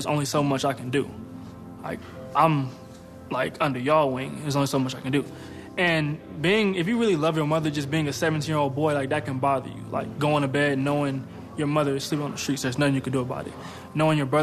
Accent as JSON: {"language": "English", "town": "Pomona", "region": "California", "country": "United States", "tie": "born or raised there", "said": "I grew up in Pomona, California."}